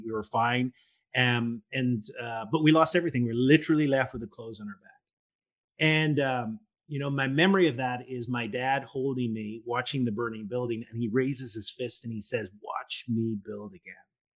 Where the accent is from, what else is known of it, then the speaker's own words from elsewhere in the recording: Northern Ireland, United Kingdom; I'm from Northern Ireland, and my generation, I was born in the late 60s